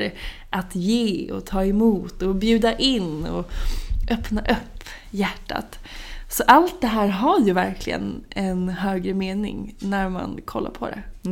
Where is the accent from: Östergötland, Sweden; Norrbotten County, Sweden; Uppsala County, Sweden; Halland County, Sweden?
Östergötland, Sweden; Norrköping; now in Stockholm, Sweden; Norrköping där jag är ifrån